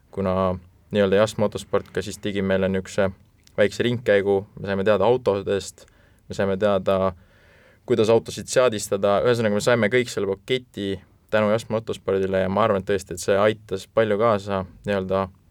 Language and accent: Estonian; Estonia; me oleme ikka eestlased